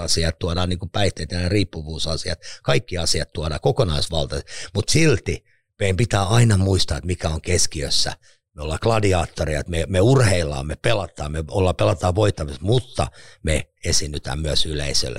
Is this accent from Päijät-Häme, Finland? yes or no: yes; Lahti, Päijät-Häme, Finland; synnyin tuolla Lahdessa Kalliolla Tonttilan alueella kerrostalo